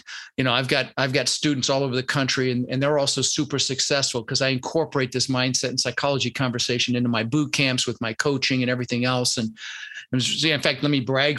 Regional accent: Denver, Colorado, United States; also born or lived in Netherlands; I was born in the Netherlands, you know, wooden shoes and windmills, and immigrated when I was 6 years old with my brother Albert, my mother's Vancha. And we ended up in Denver, Colorado

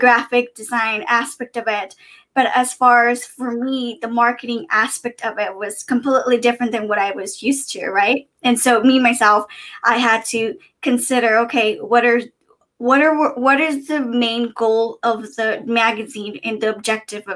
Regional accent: San Diego, California, United States; also born or lived in East Coast; I'm from San Diego, California. I was born and raised

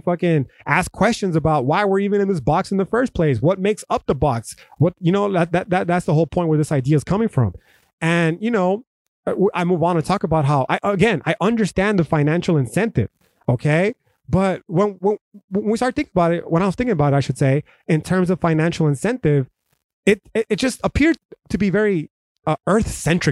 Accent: United States; as an American

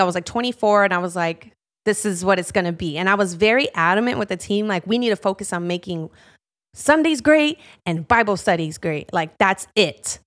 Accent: Chicago, Illinois, United States; Born and raised in Chicago my whole life

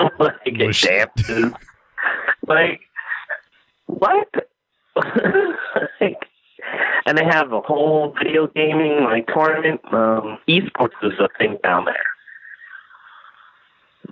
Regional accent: Jamaica; now in United States; I'm Jamaican

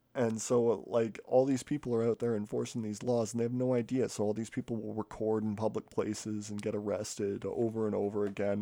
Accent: Canada; I'm Canadian

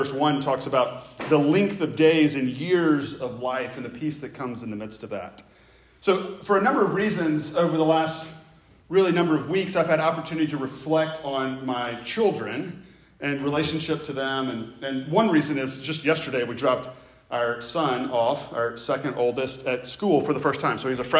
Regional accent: the South, United States; accent: Southern; I grew up in the South. I still have some of the Southern accent. It's not gone altogether.

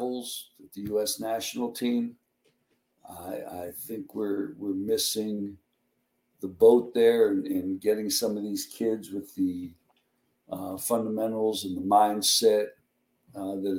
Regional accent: Miami, Florida, United States; now in El Paso, United States; when I was growing up in Miami

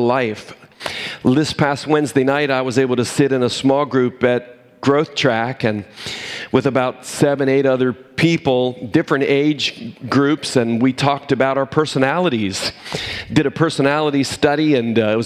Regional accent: Cumberland, Maryland, United States; moved away; I was from Cumberland, Maryland

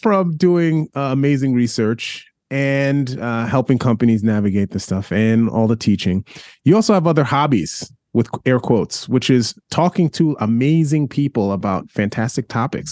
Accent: New York City, New York, United States; I'm a New Yorker

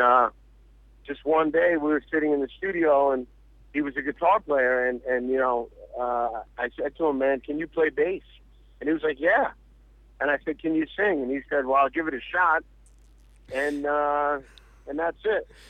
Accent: New York City, New York, United States; I grew up in New York my whole life

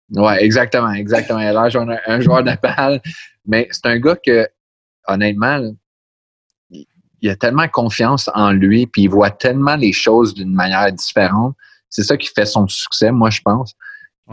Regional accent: Montreal, Quebec, Canada; now in Pittsburgh, United States; je viens de Montréal

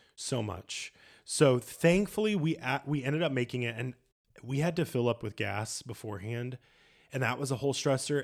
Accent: United States; moved away as an adult; also born or lived in Ireland / Italy; as an American

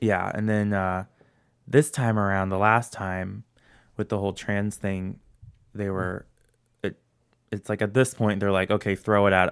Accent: St. Louis, Missouri, United States; I'm born and raised in Saint Louis.

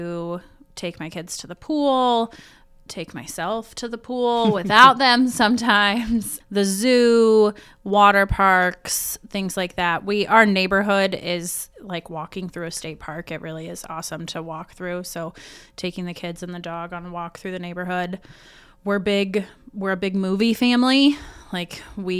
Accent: Selma, Indiana, United States; also born or lived in Muncie, Indiana / Pendleton, Indiana / Fishers, Indiana; now in Yorktown, United States; I've kind of been all around East Central Indiana. But I would definitely say that I grew up the most in Selma

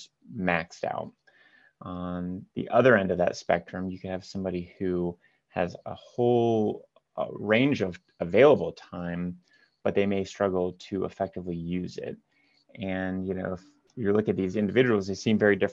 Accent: Marion, Ohio, United States; also born or lived in Columbus, Ohio; I'm from Columbus, Ohio, originally from a smaller town north of Columbus called Marion.

